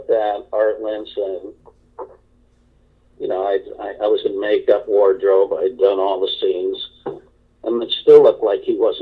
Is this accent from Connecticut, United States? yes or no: yes; outside of Hartford, Connecticut, United States; I grew up in outside of Hartford, Connecticut